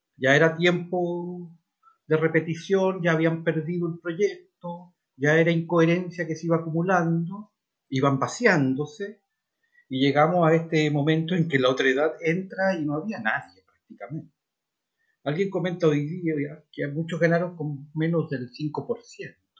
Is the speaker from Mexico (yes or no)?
no; Chile; Los chilenos somos todos lo mismo, somos todos chilenos